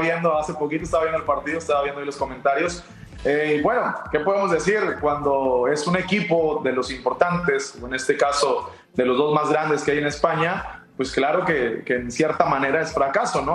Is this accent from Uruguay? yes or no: no; Mexico; somos mexicanos